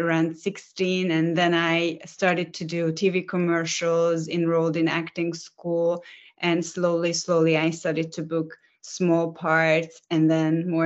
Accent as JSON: {"language": "English", "region": "Budapest", "country": "Hungary", "tie": "born or raised there", "said": "I am currently in Budapest, which is my hometown in Hungary, which is in Central Europe"}